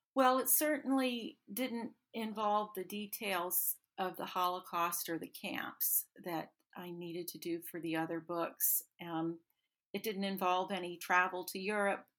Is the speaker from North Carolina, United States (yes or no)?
yes; North Carolina, United States; also born or lived in the South; I was born in North Carolina in the foothills